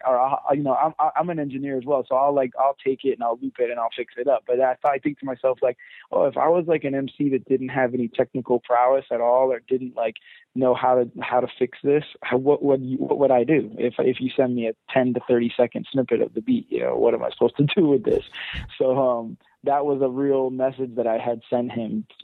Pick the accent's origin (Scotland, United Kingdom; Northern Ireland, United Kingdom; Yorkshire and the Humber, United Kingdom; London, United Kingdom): London, United Kingdom; I was born in London, so I'm I'm British at heart